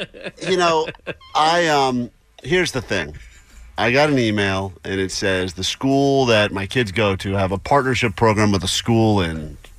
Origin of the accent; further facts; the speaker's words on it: United States; No, I'm an American.